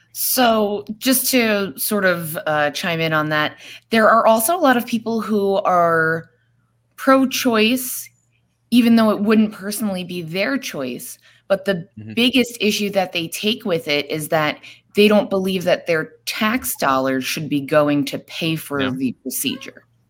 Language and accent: English; New York, United States; also born or lived in Florida; now in Arizona, United States; I am originally from New York. Um, I moved to Arizona about a little over two years ago